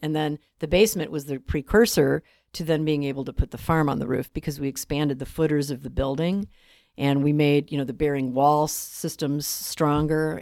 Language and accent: English; Chicago, Illinois, United States; I, I grew up in Chicago on the west side